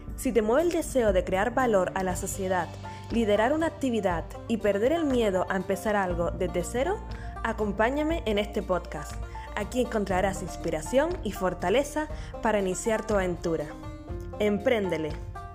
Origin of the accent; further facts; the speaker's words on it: Canary Islands, Spain; nacida en Canarias